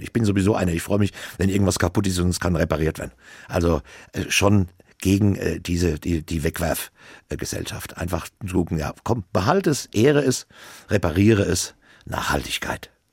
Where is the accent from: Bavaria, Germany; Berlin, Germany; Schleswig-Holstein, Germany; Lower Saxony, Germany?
Bavaria, Germany; Obernburg am Main; weil ich bin ja in Obernburg am Main groß geworden